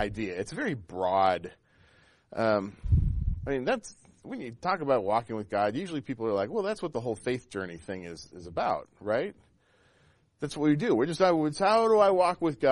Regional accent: Pacific Northwest, Washington, United States; I grew up in the Pacific Northwest, and as a child, in the time that I was a child there, camping was like the state religion. It really was. If you weren't out 2 or 3 weekends a month, you weren't really a Washingtonian

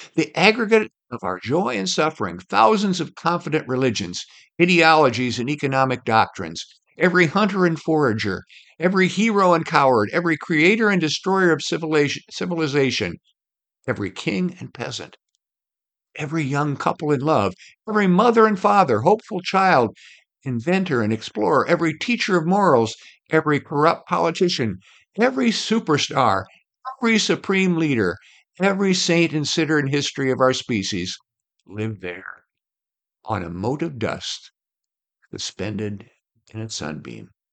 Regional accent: Iowa, United States; I grew up in Iowa, where the land is divided into sections, one mile square

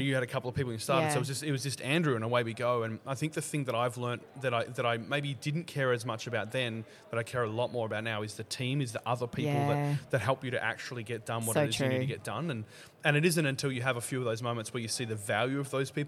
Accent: Melbourne, Victoria, Australia; I'm from Melbourne

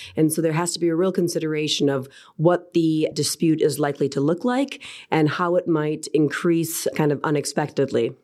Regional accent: United States; accent: American; moved away as an adult; also born or lived in Houston, Texas / Washington, D.C.; now in London, United Kingdom; As you might be able to tell by my accent, I am American by birth

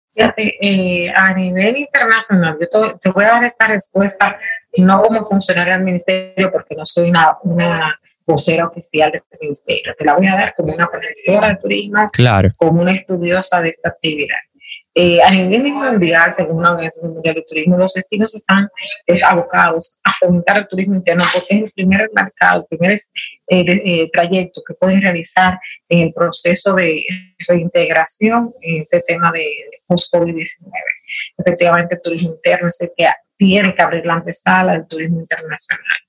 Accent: Dominican Republic; dominicana, de pasión, profesión y nacimiento.

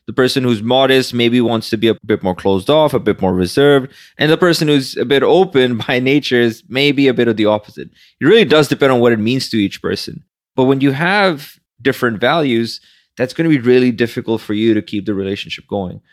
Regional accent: Pakistan; now in Manhattan, United States; someone who barely passed high school growing up in Pakistan

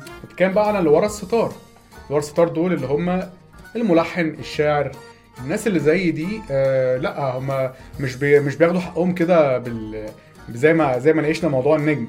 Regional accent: Egypt; احنا عندنا في مصر

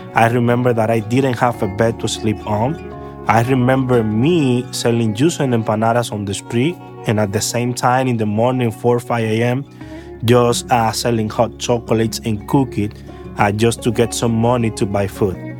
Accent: Santo Domingo, Dominican Republic; I am from the Dominican Republic and I grew up in a lousy neighborhood in Santo Domingo

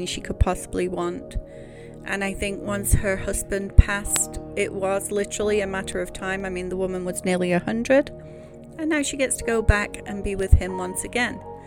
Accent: United Kingdom; I am a Brit

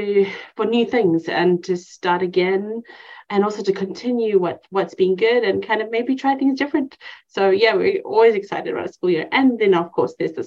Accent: Cape Town, Western Cape, South Africa; moved away as an adult; now in East Texas, United States; I grew up in Cape Town, South Africa

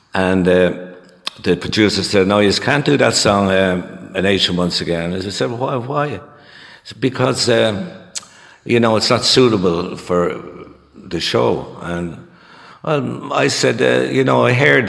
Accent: Dublin, Leinster, Ireland; I was born in Dublin in the centre of the city. There, we lived there in a one-room flat for um, seven years, and uh, we eventually got moved out to um, the suburbs uh, a place called Inchicore Bluebell.

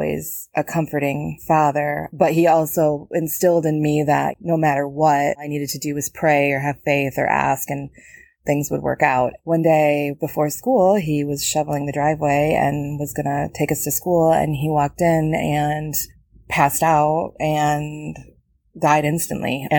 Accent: Rockford, Michigan, United States; I'm from Rockford, Michigan.

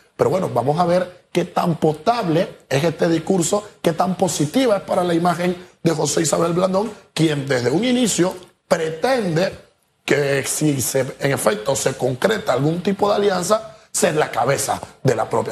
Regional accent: Panama; yo soy una persona que vive en Panamá y que tengo los pies sobre la tierra y que soy panameño

